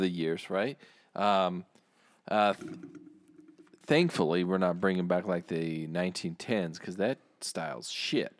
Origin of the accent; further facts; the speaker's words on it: United States; I say that as an American.